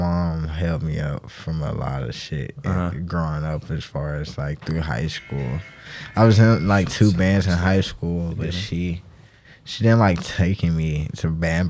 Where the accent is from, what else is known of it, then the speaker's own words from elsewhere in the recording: Athens, Georgia, United States; I grew up in Athens